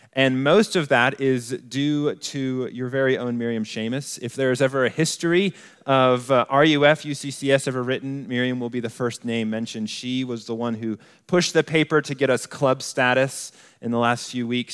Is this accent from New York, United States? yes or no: no; Colorado Springs, Colorado, United States; moved away as an adult; also born or lived in New Mexico; I grew up in Colorado Springs